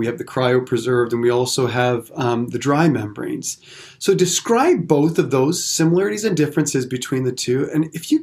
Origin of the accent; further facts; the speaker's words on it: Windsor, Ontario, Canada; I'm originally from Windsor, Ontario, in Canada